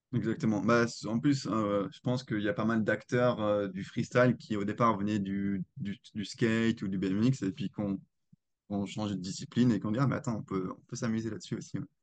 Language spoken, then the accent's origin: French; Alsace, Grand Est, France; je suis originaire d'Alsace